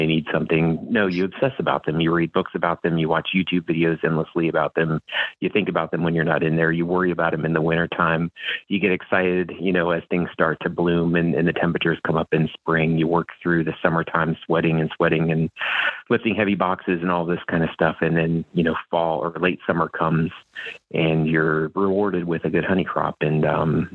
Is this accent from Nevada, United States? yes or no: no; central Ohio, United States; moved away as an adult; also born or lived in Kentucky; now in Iowa, United States; I grew up in the country in central Ohio